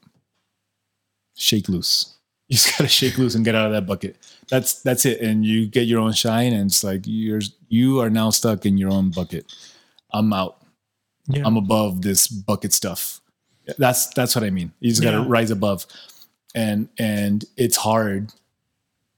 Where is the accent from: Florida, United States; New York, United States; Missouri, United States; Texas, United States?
Texas, United States; El Paso; I'm a doctor from El Paso, like, in El Paso